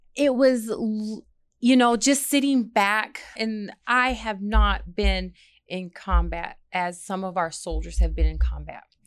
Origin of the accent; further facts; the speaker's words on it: Michigan, United States; moved away as an adult; now in Redstone Arsenal, United States; I'm from Michigan